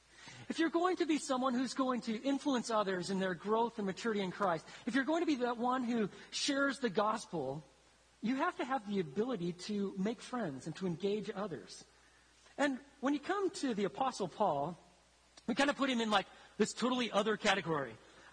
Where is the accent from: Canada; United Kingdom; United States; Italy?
Italy; When I was growing up in Italy, I grew up in isolation. I was the only black kid. I didn't speak the language. I'd be in one city, and then we'd move to a different city